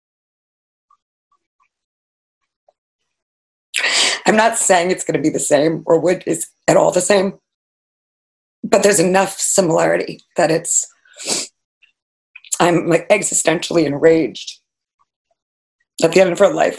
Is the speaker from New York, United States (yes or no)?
yes; Fire Island, New York, United States; now in New York City, United States; I grew up in Fire Island here